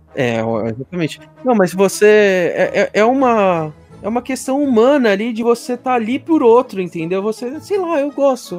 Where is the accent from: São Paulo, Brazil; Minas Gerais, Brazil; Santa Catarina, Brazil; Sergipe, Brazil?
São Paulo, Brazil; Guarulhos; eu sou de Guarulhos